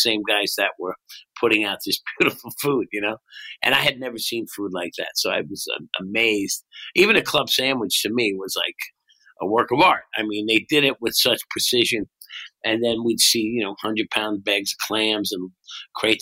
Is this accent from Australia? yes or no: no; Bayshore, New Jersey, United States; also born or lived in Brooklyn, New York; I was born in Brooklyn. I left as a baby, and I grew up on the Bay Shore in New Jersey, a little town, not far from the ocean